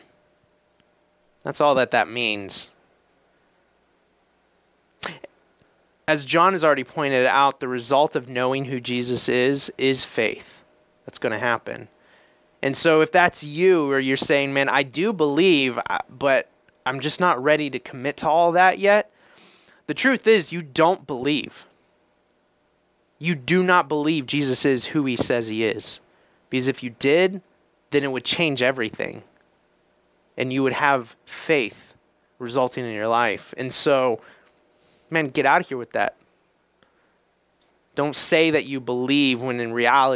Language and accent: English; Indiana, United States; I'm from Indiana.